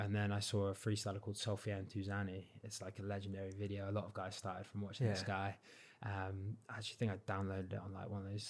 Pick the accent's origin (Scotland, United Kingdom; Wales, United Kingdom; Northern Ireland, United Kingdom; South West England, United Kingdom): South West England, United Kingdom; So when I go back down, because I don't have a Cornish accent, they're like looking at me.